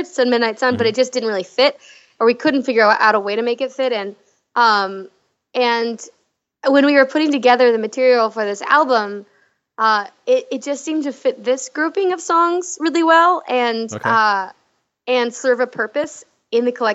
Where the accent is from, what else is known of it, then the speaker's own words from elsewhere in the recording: North San Diego County, California, United States; now in Los Angeles, United States; I grew up in North San Diego County, and now I live in Los Angeles